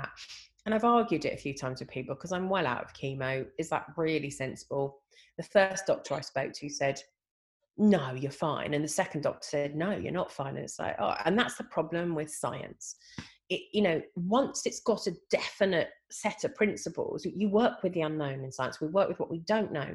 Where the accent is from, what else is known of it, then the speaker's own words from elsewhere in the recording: England, United Kingdom; I'm only second generation English on her side and third generation on the other